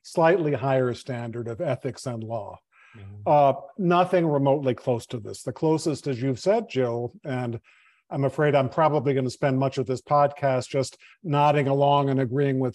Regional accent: Chicago, Illinois, United States; So we're from Chicago

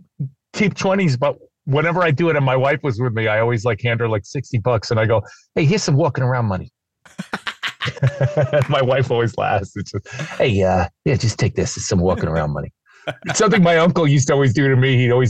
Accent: East Coast, United States; And not only eating pizza, I'm from the East Coast, but also spelling it.

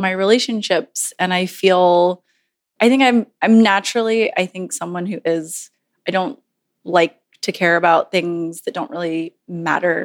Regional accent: Southern Virginia, United States; moved away; I'm from Southern Virginia

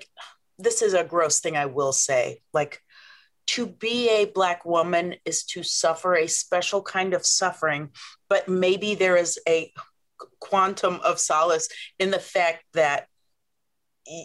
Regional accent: Omaha, Nebraska, United States; I'm from Omaha, Nebraska.

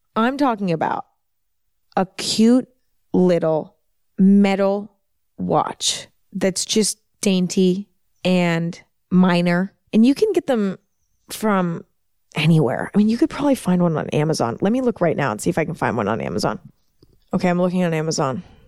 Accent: San Francisco Bay Area, Northern California, United States; I'm from the San Francisco Bay Area in Northern California. I'm from there. I grew up there

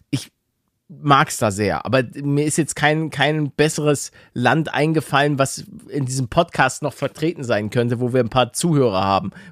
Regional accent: Netherlands; aber wir sind Niederländer

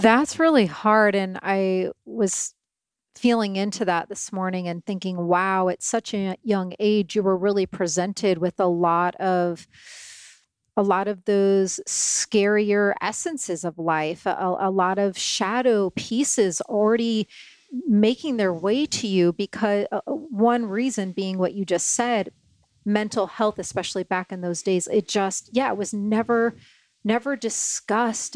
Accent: Syracuse, Indiana, United States; I come from tiny little town, Syracuse.

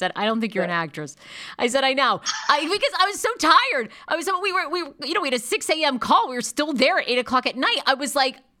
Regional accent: Maine, United States; accent: Maine; I really worked to get rid of my Maine accent. I didn't want people to know that I was from Maine.

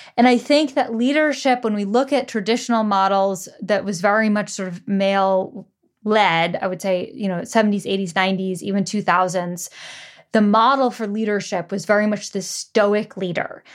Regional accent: United States; grew up in the U S

